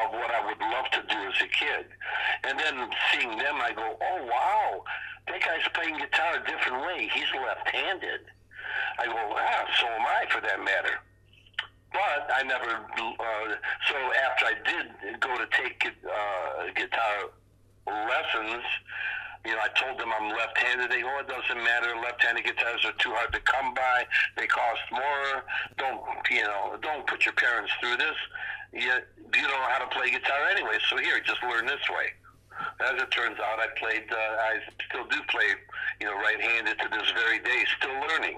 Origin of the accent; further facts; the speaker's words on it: Detroit, Michigan, United States; Growing up in Detroit